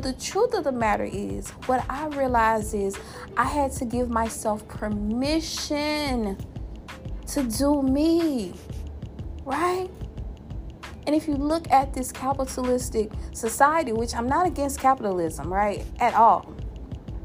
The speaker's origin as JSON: {"language": "English", "region": "Louisiana", "country": "United States", "tie": "born or raised there", "said": "my home state, that boot state, the Mardi Gras state, the gumbo state, the pecan candy state, my home state of Louisiana"}